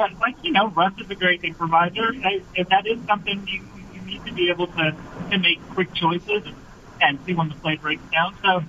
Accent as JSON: {"language": "English", "region": "New York", "country": "United States", "moved": "as an adult", "lives_now": "Seattle, United States", "said": "I'm from New York."}